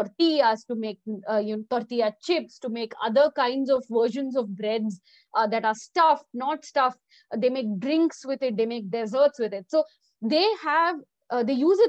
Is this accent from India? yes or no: yes; India; also born or lived in Mexico; I'm Indian